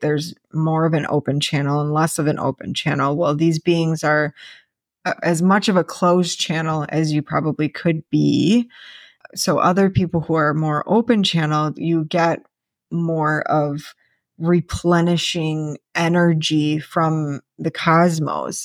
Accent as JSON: {"language": "English", "region": "Wisconsin", "country": "United States", "tie": "born or raised there", "moved": "yes", "said": "I grew up in Wisconsin"}